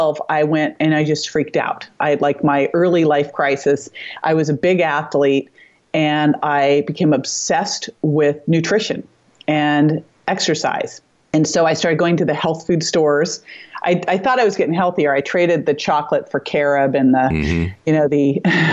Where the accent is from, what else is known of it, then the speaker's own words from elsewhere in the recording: Berkeley, California, United States; I grew up in Berkeley.